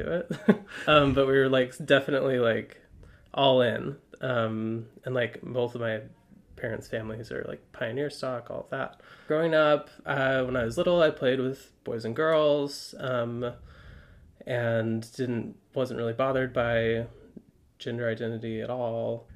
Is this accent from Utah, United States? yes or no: yes; Highland, Utah, United States; moved away as an adult; now in Brooklyn, United States; from Utah. I grew up in Highland, so Utah County proper